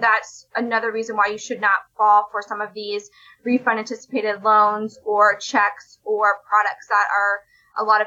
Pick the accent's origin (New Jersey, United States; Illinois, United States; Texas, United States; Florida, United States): Florida, United States; my home state of Florida